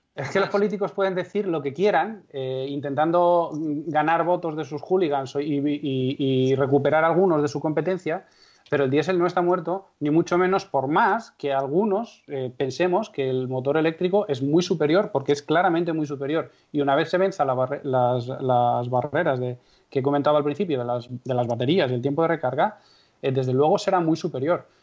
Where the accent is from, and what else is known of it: Castrejón de Trabancos, Castile and León, Spain; born or raised there